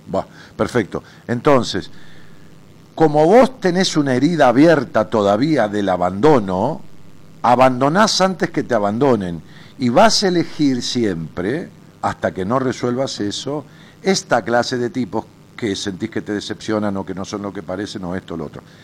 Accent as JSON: {"language": "Spanish", "town": "Ramos Mejía", "region": "Buenos Aires Province", "country": "Argentina", "tie": "born or raised there", "said": "un cine de mi barrio, allá en mi pueblo, en Ramos Mejía"}